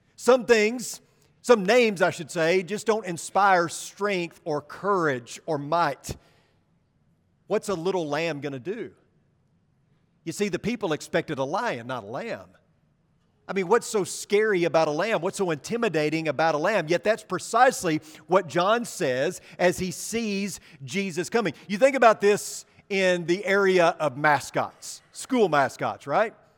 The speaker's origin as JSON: {"language": "English", "region": "Arkansas", "country": "United States", "tie": "born or raised there", "said": "my home state of Arkansas."}